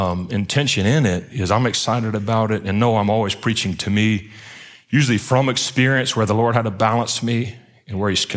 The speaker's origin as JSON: {"language": "English", "town": "Baton Rouge", "region": "Louisiana", "country": "United States", "also_born_or_lived": "Pensacola, Florida", "moved": "yes", "lives_now": "Atlanta, United States", "said": "I'm from Baton Rouge down south, down at the bottom of the boot"}